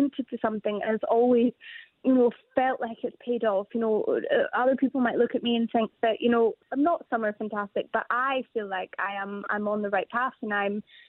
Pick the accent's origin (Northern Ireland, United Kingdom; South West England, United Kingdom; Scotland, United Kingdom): Scotland, United Kingdom; we're from Scotland